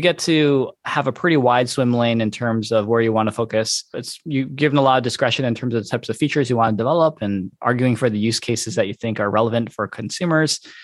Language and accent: English; Detroit, Michigan, United States; moved away as an adult; also born or lived in California; I born and raised in Michigan